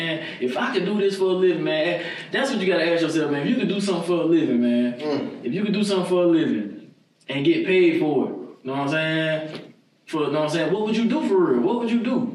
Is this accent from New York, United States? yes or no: no; Jacksonville, Florida, United States; I'm always proud of my neighborhood. We're not perfect, man, but man, I love the east side